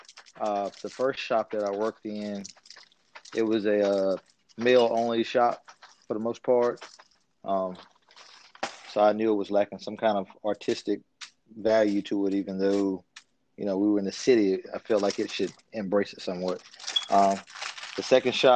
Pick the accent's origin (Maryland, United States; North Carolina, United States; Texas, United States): North Carolina, United States; Creedmoor; also born or lived in Winston-Salem, North Carolina; I'm originally from Creekmore, North Carolina. Most people have not heard of it, but it's near Durham, North